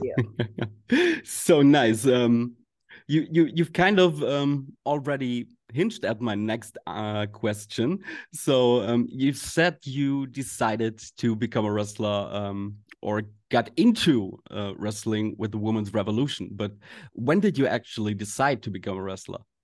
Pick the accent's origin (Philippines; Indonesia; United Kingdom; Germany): Germany; we Germans